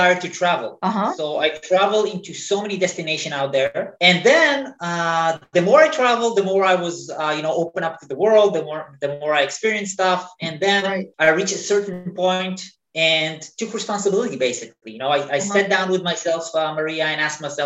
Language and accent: English; Israel; moved away as an adult; I was born in Israel, in the Middle East